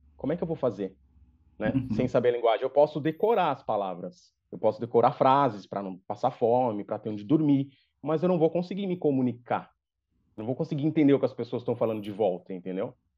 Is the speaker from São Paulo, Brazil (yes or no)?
yes; São Paulo, Brazil; eu sou natural de São Paulo, sou paulistano